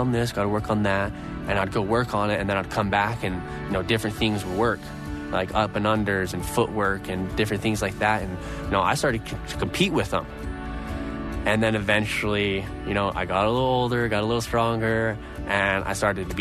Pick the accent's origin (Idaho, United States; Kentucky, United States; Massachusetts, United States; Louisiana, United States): Idaho, United States; Growing up in Idaho, I was surrounded by a bunch of family